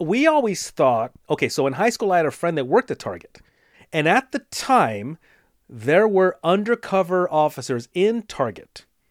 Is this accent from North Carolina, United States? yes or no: no; Los Angeles, California, United States; growing up in Los Angeles